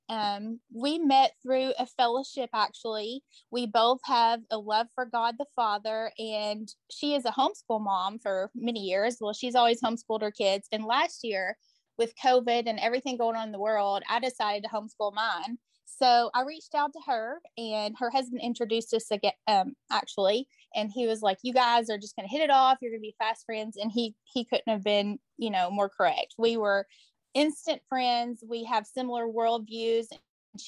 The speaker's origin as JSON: {"language": "English", "town": "Morganfield", "region": "Kentucky", "country": "United States", "tie": "born or raised there", "also_born_or_lived": "Henderson, Kentucky", "said": "I moved back to Union County, and this is my hometown where I was born and raised"}